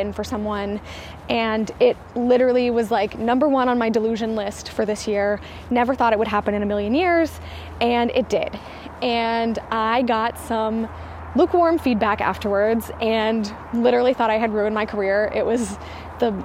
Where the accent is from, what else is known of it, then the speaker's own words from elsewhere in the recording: the South, United States; I am from the South